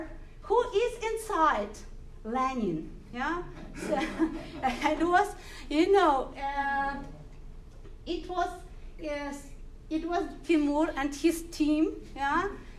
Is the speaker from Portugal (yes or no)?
no; Ukraine; English is a second language; I was born in Soviet Ukraine, in a worker family